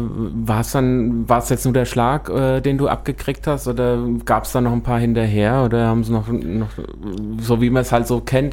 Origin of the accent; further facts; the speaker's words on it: Büdingen, Hesse, Germany; ich komme aus Büdingen, ist jetzt auch äh, nicht der Nabel der Welt und mhm. äh, Käfenrot war die Grundschule